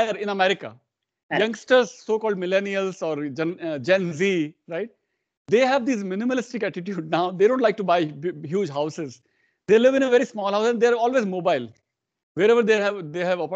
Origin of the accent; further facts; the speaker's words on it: Rajasthan, India; first language Hindi; English is a second language; I come from Rajasthan